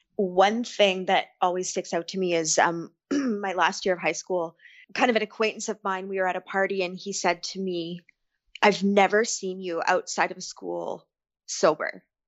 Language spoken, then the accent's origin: English; Ontario, Canada; I am from Ontario, Canada.